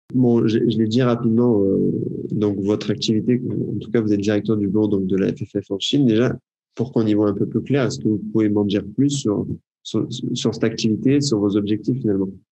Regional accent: France; en tant que Français, je vais dire en tant qu'européen mais on va dire plus précisément en tant que Français

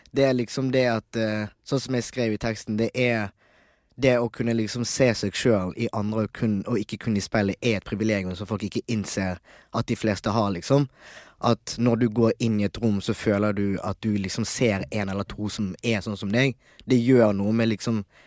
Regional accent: Bergen, Vestland, Norway; also born or lived in Tanzania; Jeg vokste opp i Bergen, som sagt, og jeg bodde i Nygårdsgaten

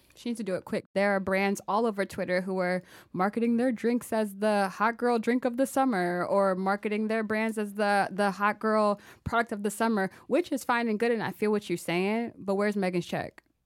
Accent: Maryland, United States; I'm from Maryland.

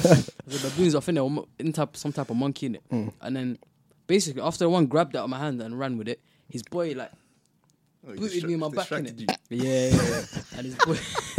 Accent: Somaliland, Somalia; I'm from Somalia, Somaliland. So I was there when I was around 8 or 9.

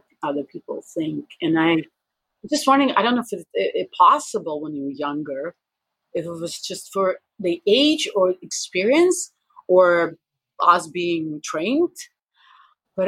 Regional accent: Russia; I'm too Russian

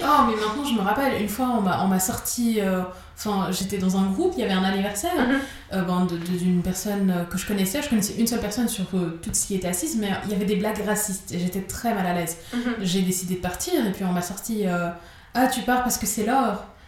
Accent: Geneva, Switzerland; je suis de Genève.

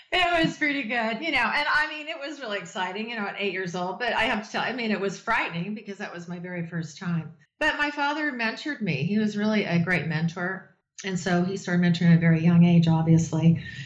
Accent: Las Vegas, Nevada, United States; I was born in Vegas

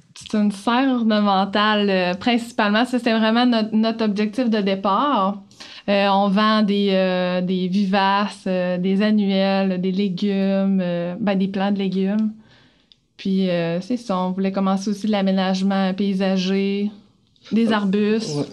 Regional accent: Sainte-Anne-des-Monts, Quebec, Canada; j'ai grandi à Saint-Anne-des-Monts

